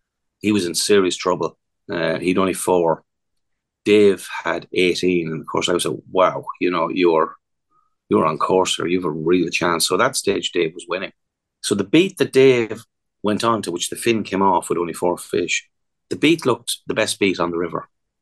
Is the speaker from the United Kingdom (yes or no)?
yes; England, United Kingdom; born there; We do know I was born in England, don't we? I'm eligible.